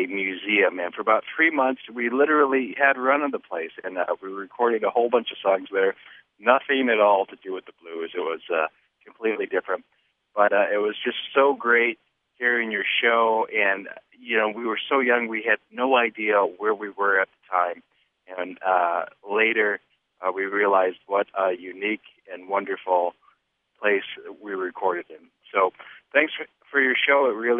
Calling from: Chicago, Illinois, United States; I am calling from Chicago.

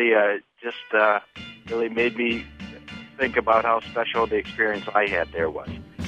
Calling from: Chicago, Illinois, United States; I am calling from Chicago.

